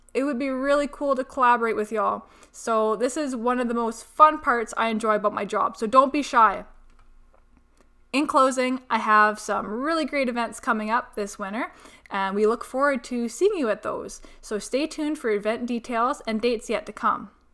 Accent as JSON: {"language": "English", "area": "Peace Country", "region": "Alberta", "country": "Canada", "tie": "born or raised there", "also_born_or_lived": "Texas", "moved": "as an adult", "said": "I'm originally from the Peace Country, but spanned the past about ten years in Sudden Alberta, and before that, a short stint in Texas upon graduating high school"}